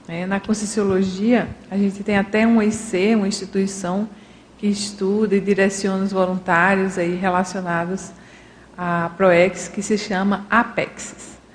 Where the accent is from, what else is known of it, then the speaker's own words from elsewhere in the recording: Irecê, Bahia, Brazil; born there; eu nasci naque, em Irecê, Bahia, naquela família, né, com meu pai, a minha mãe